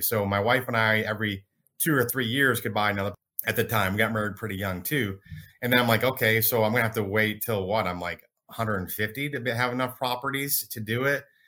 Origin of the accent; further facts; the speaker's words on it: Michigan, United States; now in Dallas, United States; I grew up in Michigan. I'm in Dallas now.